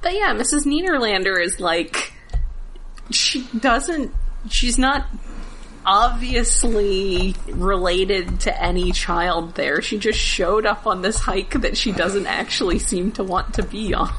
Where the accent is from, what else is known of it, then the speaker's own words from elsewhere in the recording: Alabama, United States; I grew up in Alabama.